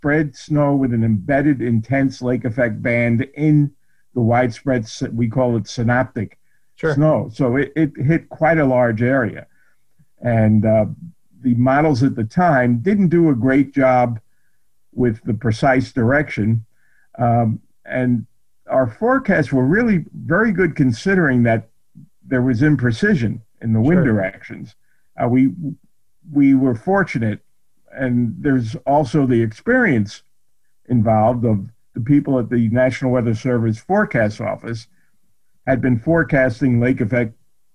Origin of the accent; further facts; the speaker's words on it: New York area, New Jersey, United States; moved away; I grew up in the New York area.